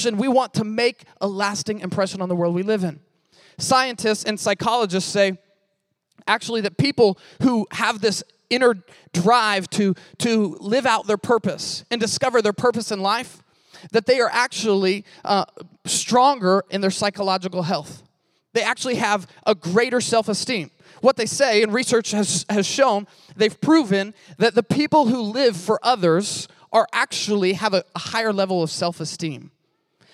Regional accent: Missouri, United States; I'm from Missouri

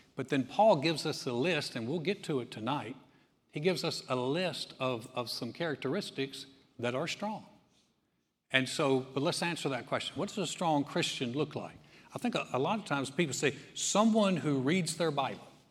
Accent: North Carolina, United States; I'm from North Carolina.

